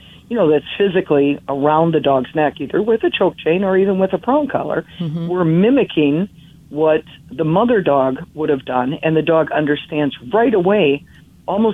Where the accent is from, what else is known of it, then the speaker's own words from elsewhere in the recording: Menominee, Michigan, United States; I was growing up in the Upper Peninsula of Michigan, a small town called Menominee